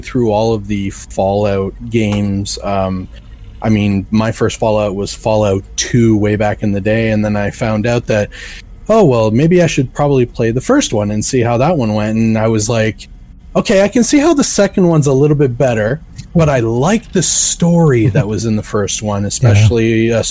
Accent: Canada; I am Canadian

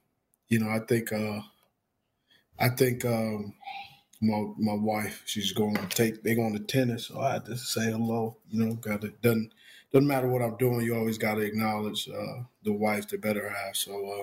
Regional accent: Los Angeles, California, United States; You never see me repping anything else but LA. Because that's where I'm born and raised

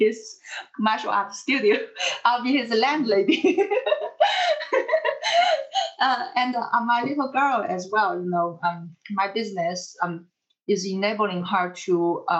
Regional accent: China; moved away; I'm from China

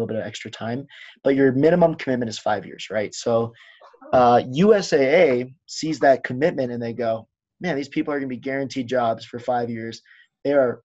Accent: Denver, Colorado, United States; moved away as an adult; now in Colorado Springs, United States; I'm from Denver

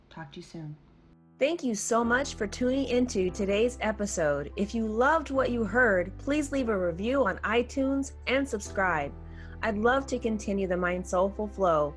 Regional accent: United States; our rights as American citizens

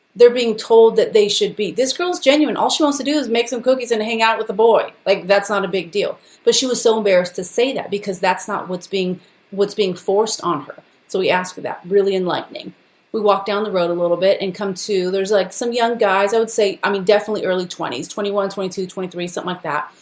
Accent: Los Angeles, California, United States; I was born and raised in East

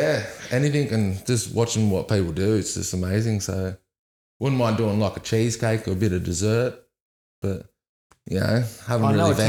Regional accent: Nowra, New South Wales, Australia; I'm from Nowra.

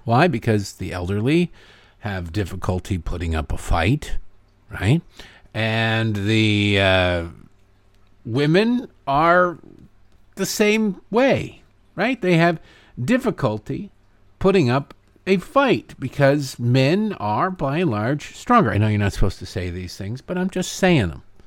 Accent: Oakland, California, United States; I'm a black man born and raised in Oakland.

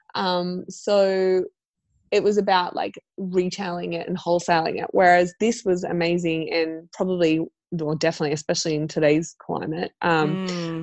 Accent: Central Coast, New South Wales, Australia; now in Sydney, Australia; I grew up on the Central Coast and I moved to Sydney

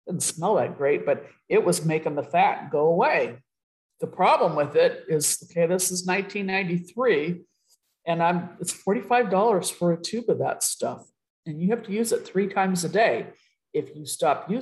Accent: Riverside, California, United States; moved away as an adult; also born or lived in San Jose, California / San Antonio, Texas / Utah; we get sent to Riverside back to my hometown

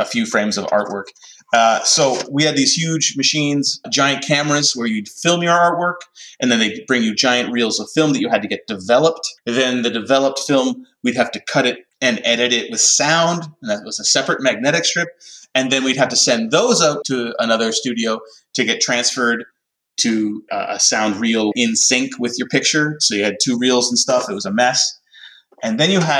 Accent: Canada; also born or lived in Montreal / Vancouver; I'm Canadian

